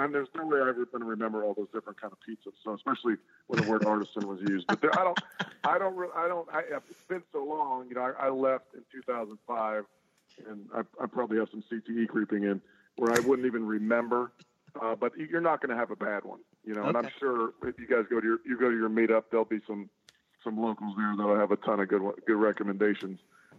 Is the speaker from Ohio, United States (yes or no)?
yes; Youngstown, Ohio, United States; moved away; I grew up in Youngstown, Ohio, the Italian neighborhood where my grandmother was from. It's called Briar Hill.